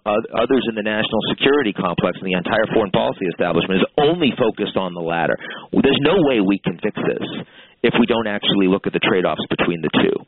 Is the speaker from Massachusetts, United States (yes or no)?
yes; Boston, Massachusetts, United States; I'm from Boston